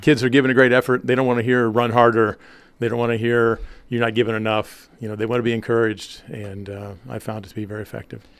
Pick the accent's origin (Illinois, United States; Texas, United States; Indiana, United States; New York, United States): Indiana, United States; Maples; also born or lived in Hoagland / Monroeville; Maples is actually where I grew up until, I guess, my sophomore year in high school